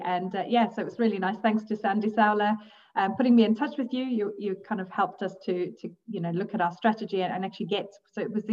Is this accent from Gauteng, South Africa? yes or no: no; KwaZulu-Natal, South Africa; moved away as an adult; also born or lived in Zambia; now in Scotland, United Kingdom; I was actually born in Zambia. And so when I was I lived there until I was three. So a beautiful country. And then because of my dad's work, we then moved to South Africa. So that's actually where I grew up, in very rural KwaZulu-Natal.